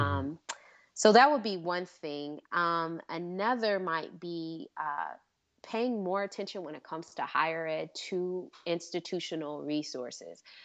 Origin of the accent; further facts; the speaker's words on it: Michigan, United States; I'm from Michigan